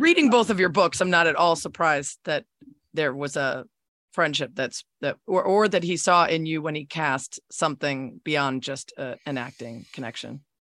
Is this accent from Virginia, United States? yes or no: no; Chicago, Illinois, United States; I'm from Chicago